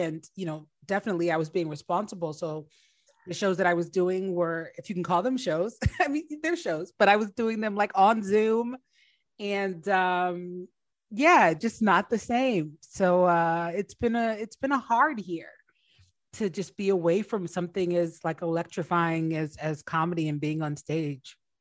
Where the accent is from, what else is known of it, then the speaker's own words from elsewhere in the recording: New Jersey, United States; moved away as an adult; also born or lived in Washington, D.C.; I grew up in New Jersey, but I went to Howard and uh, was living in DC when I started comedy.